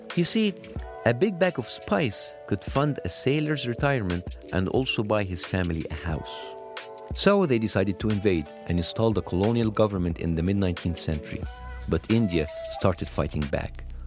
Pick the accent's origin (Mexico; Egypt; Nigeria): Egypt; moved away; When I was growing up in Egypt